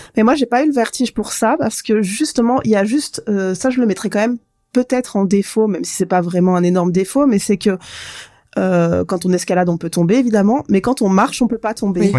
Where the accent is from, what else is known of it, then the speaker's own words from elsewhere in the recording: Provence-Alpes-Côte d'Azur, France; moved away; also born or lived in the Far North (Grand Nord); je suis originaire euh, de la Côte d'Azur